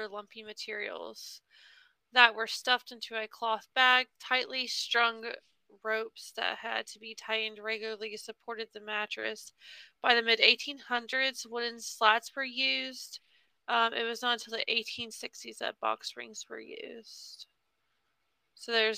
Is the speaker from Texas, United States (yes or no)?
yes; Texas, United States; I'm literally from Texas